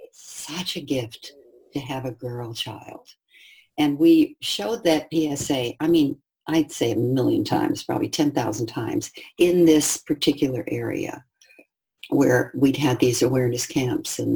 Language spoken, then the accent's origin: English; United States; I was white and I was from the United States